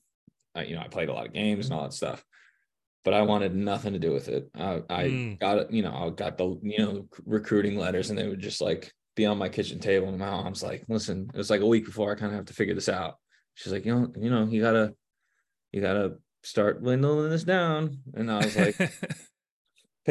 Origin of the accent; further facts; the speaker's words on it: New Jersey, United States; moved away as an adult; now in Cincinnati, United States; we're from Jersey